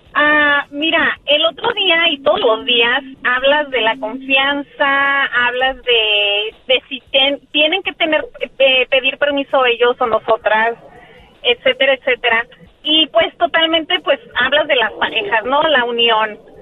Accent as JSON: {"language": "Spanish", "town": "Mexicali", "region": "Baja California", "country": "Mexico", "said": "¿de dónde soy? ah, Mexicali"}